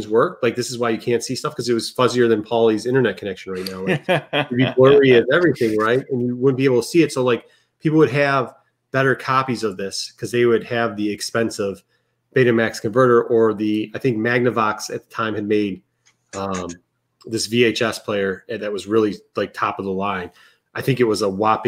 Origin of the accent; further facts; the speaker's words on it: Midwest, United States; I grew up in the Midwest, and I grew up by a big city.